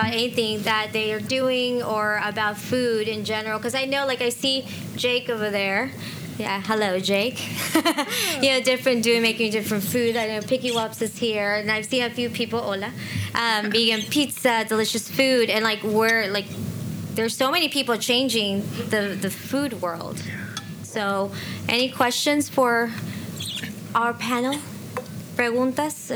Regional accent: Texas, United States; I'm from Texas, and in Texas, we're land of the cattle.

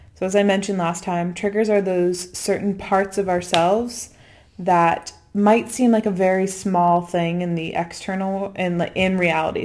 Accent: DC, New England, United States; moved away as an adult; also born or lived in Washington, D.C.; now in Bali, Indonesia; me being American and coming from my set of experiences, which bring me back to m, to me growing up in New England, in D C

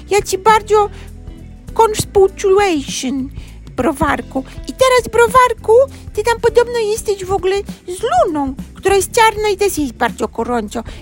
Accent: Poland; i jestem ciłałem z Polski

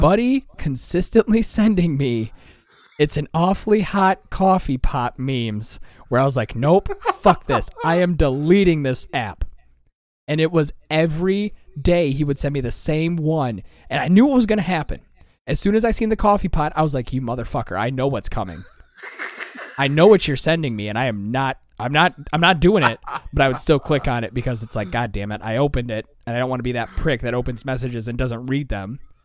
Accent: Michigan, United States

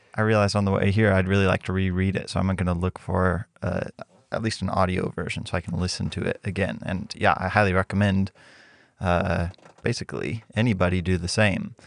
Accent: Mexico; growing up in Mexico

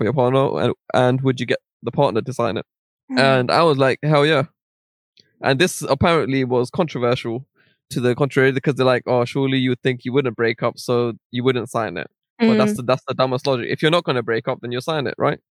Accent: London, United Kingdom; I was born in Central Middlesex Hospital in Northwest London.

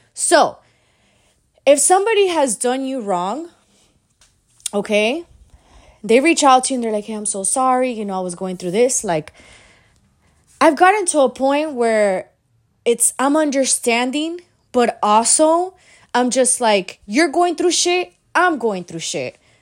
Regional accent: Miami, Florida, United States; I'm from Miami

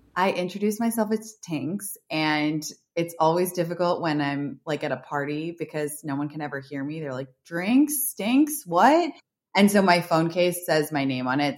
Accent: London, United Kingdom; moved away; I grew up in London

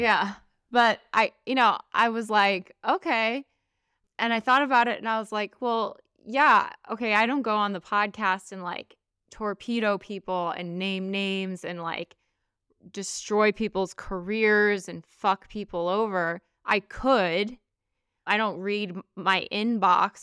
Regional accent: United States; I'm an American

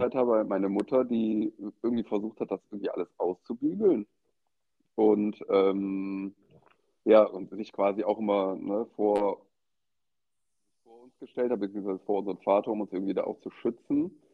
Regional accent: Eschweiler, North Rhine-Westphalia, Germany; now in Cologne, Germany; Ich komme ursprünglich aus Aachen, also beziehungsweise Eschweiler. Das ist so mhm. in der zehn Minuten von Aachen entfernt. Ähm, da bin ich geboren, da wohnen auch immer noch meine Eltern

